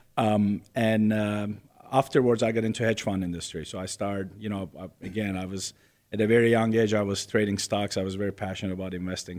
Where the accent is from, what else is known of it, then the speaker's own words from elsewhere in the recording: Istanbul, Turkey; moved away; I was born in Istanbul, Turkey, and nineteen seventy-eight